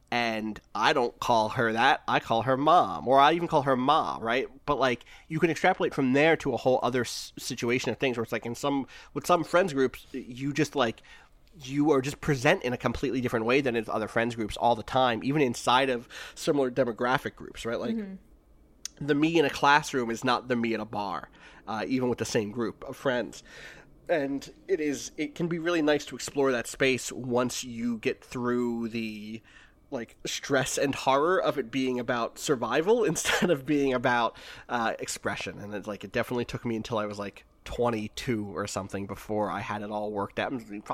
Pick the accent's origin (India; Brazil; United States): United States; New Jersey; also born or lived in Wilkes-Barre, Pennsylvania; So I'm from there, but I was raised in South Jersey. But I don't have there are a lot of South Jersey accent things that I don't have.